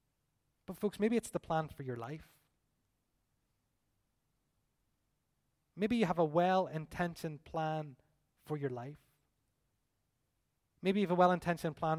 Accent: Belfast, Northern Ireland, United Kingdom; We're from East Belfast

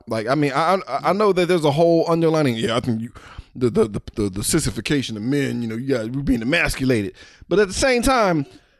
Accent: New Orleans, Louisiana, United States; I'm from New Orleans, nigga.

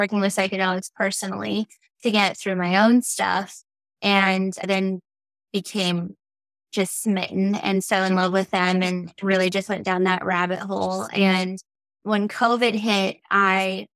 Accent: El Paso, Texas, United States; I'm originally from El Paso

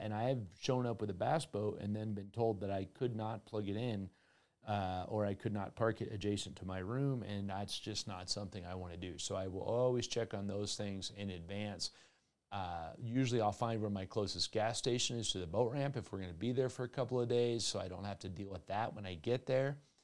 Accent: Colorado, United States; Colorado Parks and Wildlife at my home state

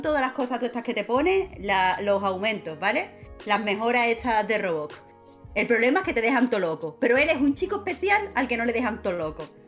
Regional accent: Rincón de la Victoria, Andalusia, Spain; also born or lived in Málaga / Cádiz / Puerto Real; Yo soy de Málaga, Málaga, Málaga capital, pero he crecido en el Rincón de la Victoria

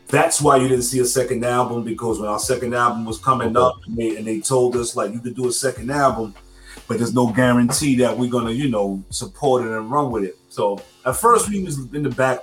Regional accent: New York City, New York, United States; I'm from Stapleton. We both share that 10304 zip code.

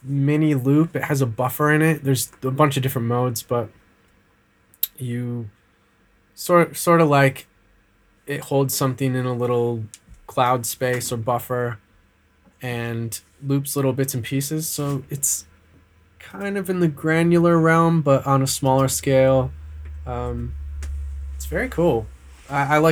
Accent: Michigan, United States; moved away as an adult; now in Australia; I'm from Michigan

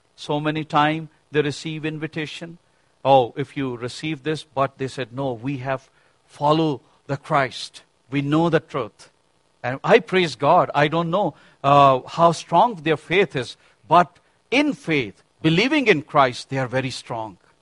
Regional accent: Pakistan; moved away; I was born and raised in Pakistan, my family.

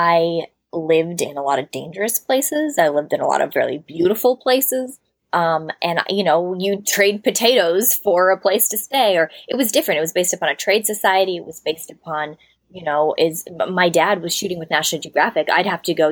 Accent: Hawaii, United States; also born or lived in Eldora, Colorado; growing up in Hawaii

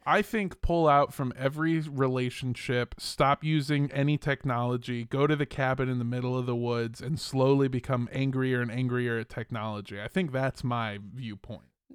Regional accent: Los Angeles, California, United States; also born or lived in Indio, California; I grew up in Los Angeles, but I'm from a town called Indio, California

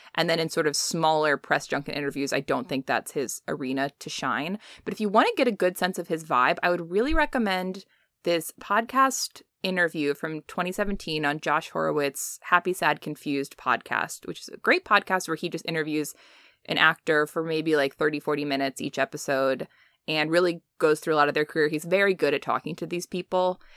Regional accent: United States; we as Americans

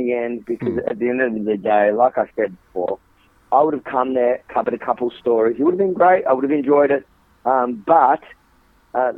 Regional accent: Australia; as an Australian

